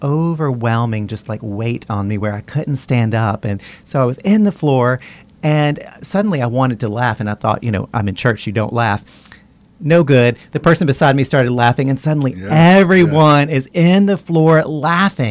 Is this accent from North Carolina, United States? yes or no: yes; Western North Carolina, United States; moved away as an adult; now in Baton Rouge, United States; I grew up in Western North Carolina in a Baptist family